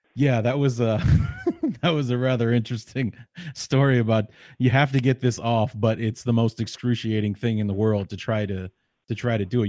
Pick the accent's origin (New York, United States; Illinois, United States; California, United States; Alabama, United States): Illinois, United States; Evanston; I grew up in the Chicagoland area. Uh, I went to Evanston High School